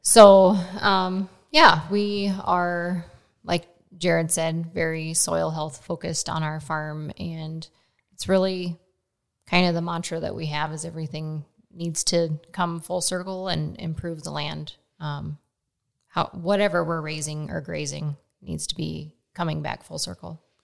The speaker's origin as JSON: {"language": "English", "region": "Nebraska", "country": "United States", "tie": "born or raised there", "moved": "yes", "lives_now": "Frankfort, United States", "said": "I grew up in Nebraska"}